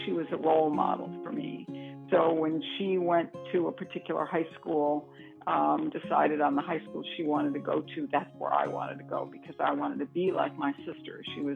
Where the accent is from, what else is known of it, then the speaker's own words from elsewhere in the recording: Hamtramck, Michigan, United States; also born or lived in Detroit, Michigan; I was born in Detroit, Michigan, actually, and I lived in a town called Hamtramck, Michigan, which is a small town surrounded by the city